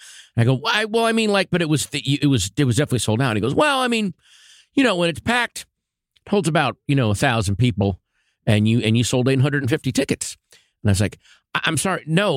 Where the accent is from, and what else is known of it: Washington, District of Columbia, United States; born or raised there